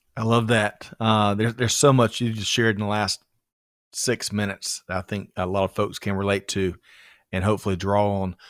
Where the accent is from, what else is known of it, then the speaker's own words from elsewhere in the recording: Aiken, South Carolina, United States; when I grew up in South Carolina, Aiken, it's, it was hash and rice